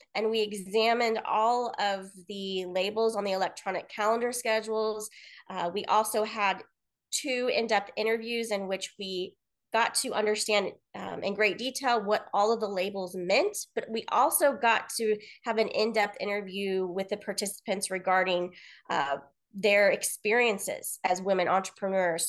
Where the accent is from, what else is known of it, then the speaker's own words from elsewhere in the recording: Kansas City, Missouri, United States; moved away as an adult; also born or lived in Columbia, Missouri; now in Los Angeles, United States; I'm originally from Kansas City, Missouri, in the United States.